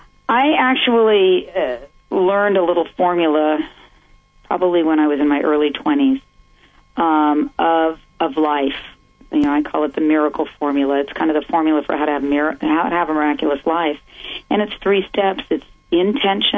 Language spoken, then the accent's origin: English; San Mateo, California, United States; I grew up in San Mateo, California, in the, you know, ultimate suburban life